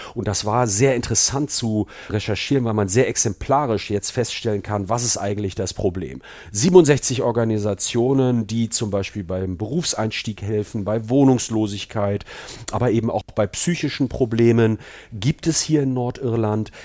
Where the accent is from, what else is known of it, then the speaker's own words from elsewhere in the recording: Germany; now in England, United Kingdom; als Deutscher